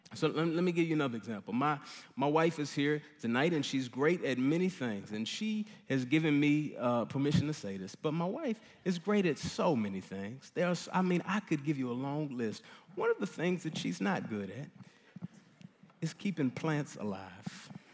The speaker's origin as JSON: {"language": "English", "town": "Dallas", "region": "Texas", "country": "United States", "tie": "born or raised there", "moved": "yes", "said": "I'm from Dallas, uh, grew up here"}